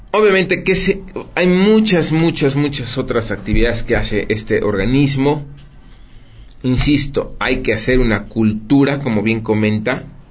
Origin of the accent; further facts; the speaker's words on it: Puebla, Mexico; todos los poblanos tenemos